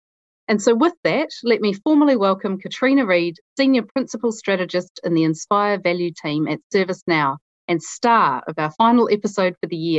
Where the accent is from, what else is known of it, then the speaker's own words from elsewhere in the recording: New Zealand; accent: Kiwi; You might have picked up on my Kiwi accent and realised that I am not Katrina Reid. … the country manager for ServiceNow New Zealand.